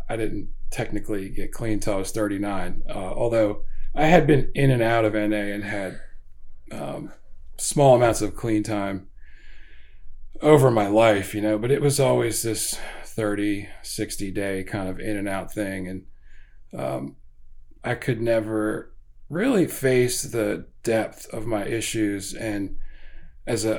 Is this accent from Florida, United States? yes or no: no; Howard County, Maryland, United States; also born or lived in Baltimore, Maryland / Elkridge, Maryland; I pretty much grew up in Howard County and went to a lot of different schools.